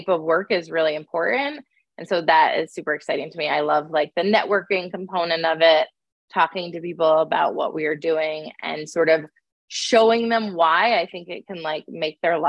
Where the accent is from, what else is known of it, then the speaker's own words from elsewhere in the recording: upstate New York, United States; moved away as an adult; also born or lived in Boston / Seattle; I grew up in upstate New York